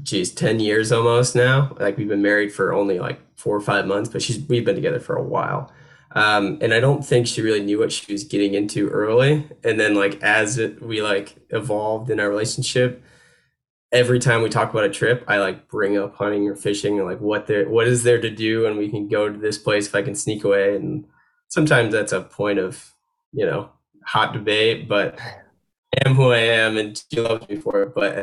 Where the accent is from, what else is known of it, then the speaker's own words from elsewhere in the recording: New York, United States; now in North Carolina, United States; So, I grew up in New York State. That's where I, you know, call still my hometown and everything. Although home now is North Carolina, and it's becoming more and more home as we, you know, going into our fifth year living here